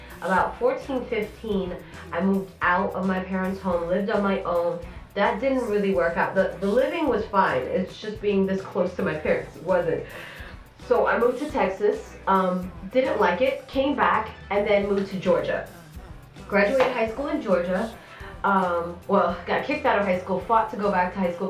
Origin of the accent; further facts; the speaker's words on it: Eritrea; You know I'm Eritrean. You know, I'm from East Africa.